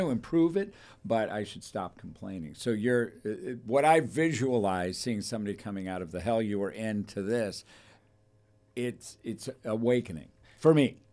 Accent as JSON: {"language": "English", "town": "Thousand Oaks", "region": "California", "country": "United States", "tie": "born or raised there", "said": "I was raised in Thousand Oaks"}